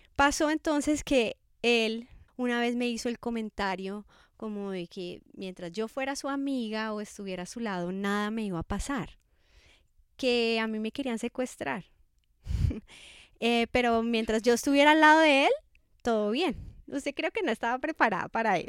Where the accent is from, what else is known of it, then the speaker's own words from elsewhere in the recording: Bogotá, Colombia; moved away as an adult; also born or lived in Scotland; now in Cali, Colombia; soy de Bogotá